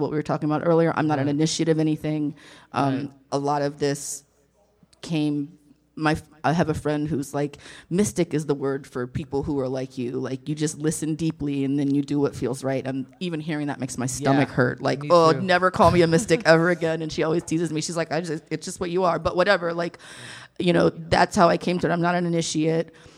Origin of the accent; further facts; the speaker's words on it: the Bible Belt / the South, United States; I was raised in the Bible Belt